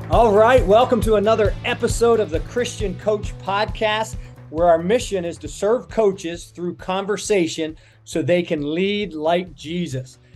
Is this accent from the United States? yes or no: yes; Pittsburgh, Pennsylvania, United States; moved away; I'm originally from the Pittsburgh area